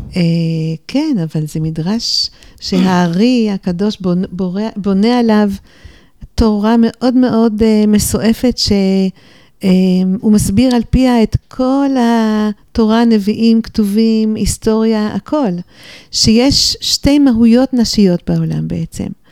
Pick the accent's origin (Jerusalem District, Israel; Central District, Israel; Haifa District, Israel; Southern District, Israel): Jerusalem District, Israel; Jerusalem; also born or lived in New York, United States / Golan Heights / Beit She'an Valley / Beit El; נולדתי בירושלים. גדלתי בירושלים ובניו יורק לסירוגין, כי הוריי היו קשורים גם לאמריקה, אז נסענו הלוך וחזור